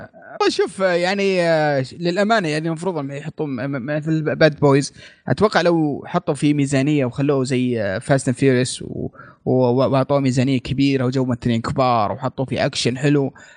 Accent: Saudi Arabia; هنا عندنا في السعوديه

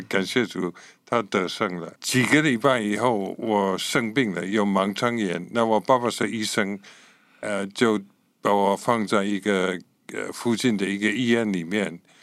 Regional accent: Scotland, United Kingdom; Chinese is a second language; moved away as an adult; now in Taiwan; 我是英国人哈，呃，其实是苏格兰人，所以可以说是英国人。 不能说我是英格兰人，哦。就是我是苏格兰人，就是英国的北部。一九六九年来到台湾，就是民国五十八年，然后在那个时候在这里十年，然后走了，然后这次回来十六年了

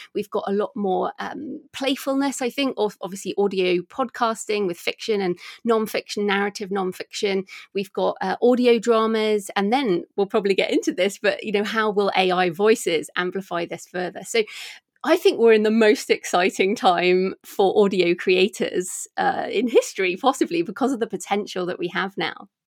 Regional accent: United Kingdom; I'm a British woman

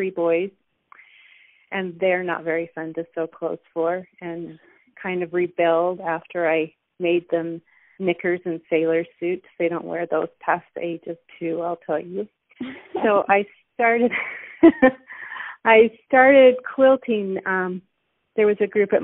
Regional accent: Ogden, Utah, United States; I was born in Ogden, Utah, and I was raised in Utah, just along the Wasatch Front is where I grew up

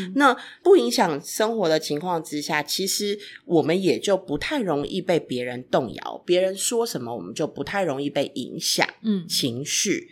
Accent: Taiwan; 尤其在台湾长大的 孩子

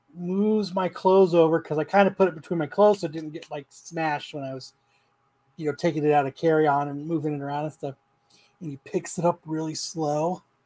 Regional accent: Phoenix, Arizona, United States; I'm from Phoenix. You know, I'm not from around here.

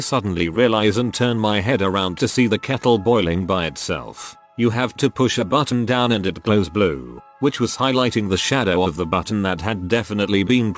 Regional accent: England, United Kingdom; I'm English and so used to 220 watt outlets which do everything twice as fast

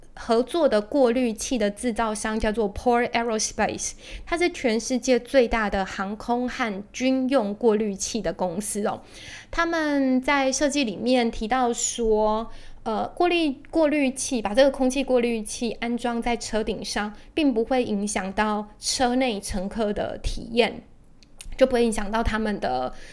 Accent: Taiwan; 我们台湾人应该都蛮熟悉的

